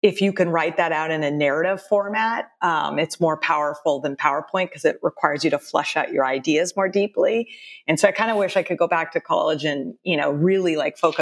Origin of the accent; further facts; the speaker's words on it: San Jose, California, United States; also born or lived in Austin, Texas / Cupertino, California; I was born in San Jose, but we spent 7 years in Austin, Texas, my family, from fourth grade to about a sophomore in high school.